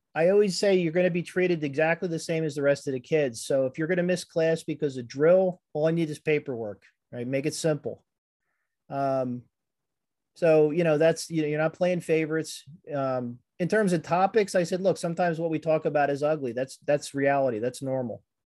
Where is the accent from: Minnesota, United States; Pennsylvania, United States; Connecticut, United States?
Pennsylvania, United States; Conshohocken; also born or lived in Norristown, Pennsylvania; I grew up in Conshohocken and then moved out to Norristown